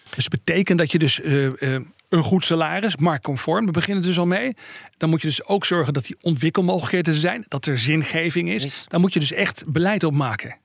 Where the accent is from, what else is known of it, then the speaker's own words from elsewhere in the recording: Netherlands; als Nederlanders